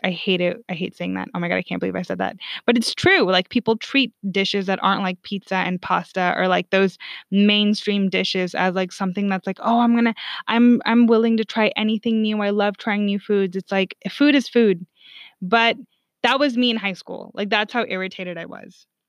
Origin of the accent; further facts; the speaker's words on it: California, United States; also born or lived in Sweden; I'm from the state that, like, votes correctly